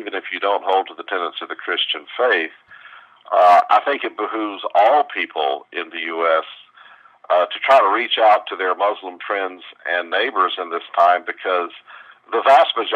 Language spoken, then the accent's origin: English; the South, United States; I grew up in the South